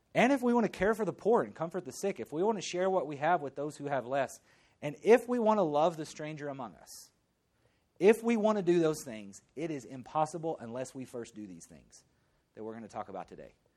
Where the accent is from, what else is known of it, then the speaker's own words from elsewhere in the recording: the South, United States; moved away; I grew up in the South.